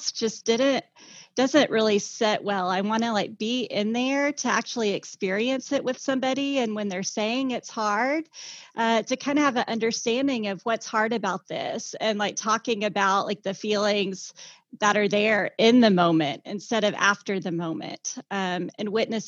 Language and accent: English; Joplin, Missouri, United States; also born or lived in California; now in Tulsa, United States; my dream was always to move back home. I'm from Joplin, Missouri.